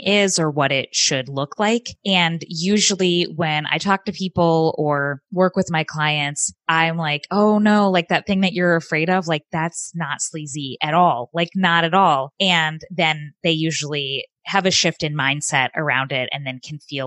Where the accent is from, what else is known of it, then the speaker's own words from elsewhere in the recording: Phoenix, Arizona, United States; I grew up in Phoenix, Arizona.